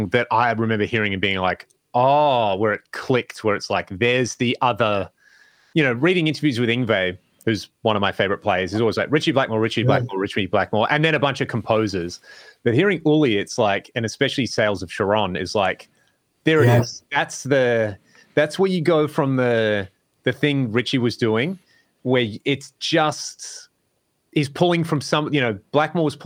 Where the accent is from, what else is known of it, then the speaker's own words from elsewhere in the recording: Australia; growing up in Australia